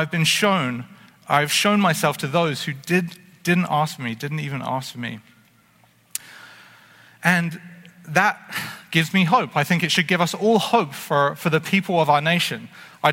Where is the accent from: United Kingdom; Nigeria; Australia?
United Kingdom; England; now in Canada; growing up in England